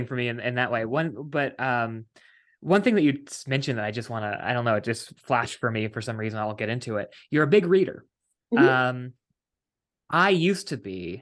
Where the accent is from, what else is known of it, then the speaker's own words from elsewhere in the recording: West Virginia, United States; moved away; I am from West Virginia originally